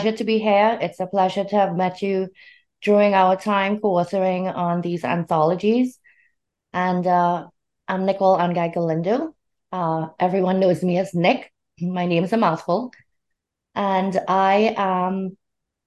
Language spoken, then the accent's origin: English; Trinidad & Tobago; moved away as an adult; now in Long Island, New York, United States; I am from Trinidad and Tobago in the Caribbean